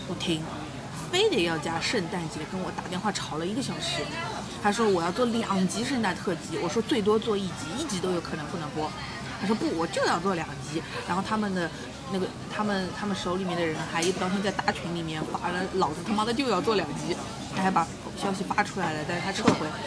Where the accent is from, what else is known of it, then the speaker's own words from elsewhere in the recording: Shanghai, China; 我们上海人